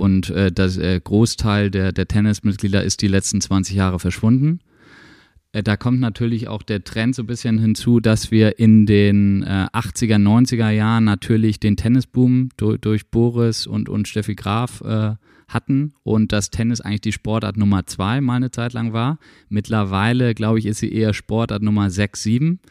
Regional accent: Nortorf, Schleswig-Holstein, Germany; now in Schwarzenbek, Germany; als Nordhoffer muss man immer sagen, das ist der geografische Mittelpunkt von Schleswig-Holstein

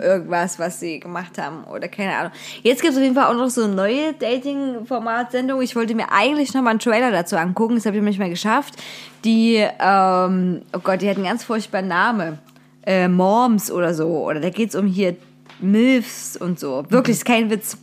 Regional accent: Wilkau-Haßlau, Saxony, Germany; Wilke Haslau, Tor des Erzgebirges, bin ich zur Schule gegangen.

